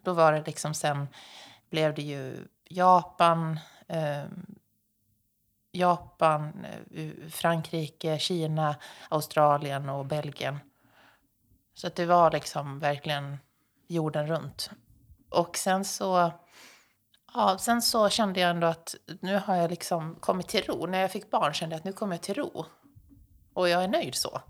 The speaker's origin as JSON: {"language": "Swedish", "region": "Dalarna County", "country": "Sweden", "tie": "born or raised there", "moved": "yes", "lives_now": "Stockholm, Sweden", "said": "jag är uppväxt i Dalarna"}